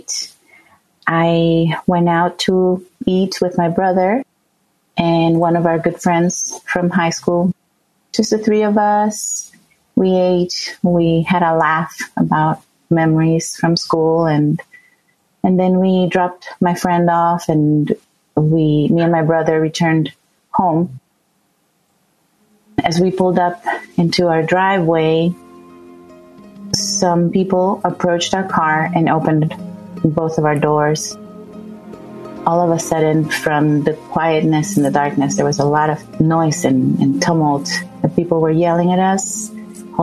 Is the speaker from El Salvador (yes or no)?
yes; El Salvador; moved away as an adult; also born or lived in Florida; I grew up in El Salvador